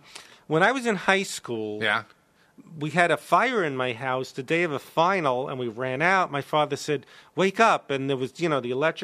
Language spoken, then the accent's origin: English; Brooklyn, New York, United States; Brooklyn, New York. I went to the same high school as Larry David, except he's a few years older.